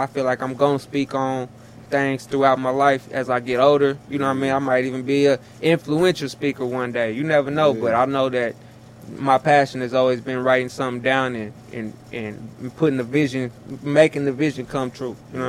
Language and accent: English; Tulsa, Oklahoma, United States; I'm Tulsa.